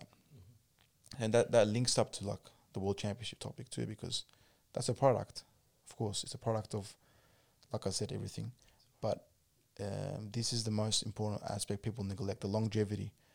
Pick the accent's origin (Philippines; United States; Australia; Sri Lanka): Australia